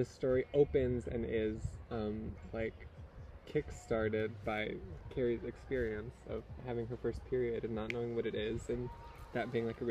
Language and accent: English; Lanai, Hawaii, United States; I grew up here on Lanai